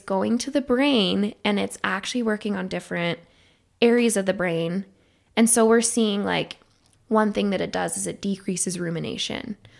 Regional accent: Idaho, United States; moved away; I'm originally from Idaho

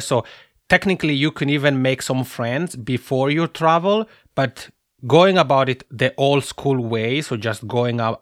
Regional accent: Italian-speaking Switzerland, Switzerland; accent: macaroni accent; I'm originally from the Italian-speaking part of Switzerland. So that's where my funny macaroni accent comes from

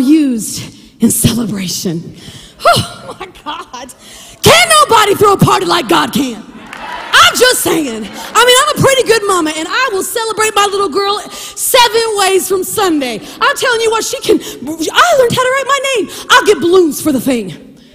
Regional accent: southwest Kansas, United States; I'm from southwest Kansas, 5 miles north of the Oklahoma state border. So growing up, I had to learn Oklahoma history

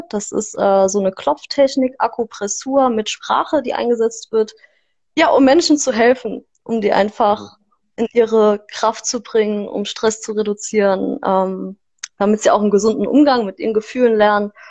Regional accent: Saarland, Germany; ich komme aus dem Saarland

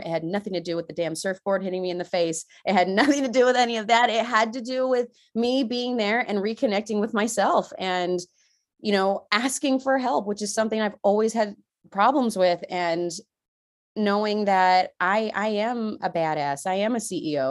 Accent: San Diego, California, United States; moved away as an adult; now in Washington, United States; I'm from California, y'all, okay? I left sunny beaches of San Diego

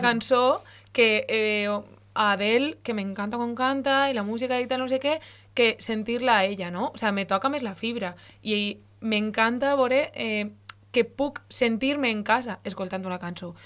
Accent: Valencian Community, Spain; first language Valencian; la meva llengua de veritat és el valencià

